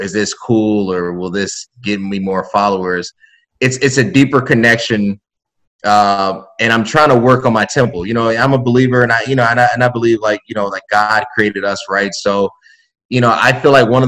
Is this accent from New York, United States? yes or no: no; Chicago, Illinois, United States; a Chicagoan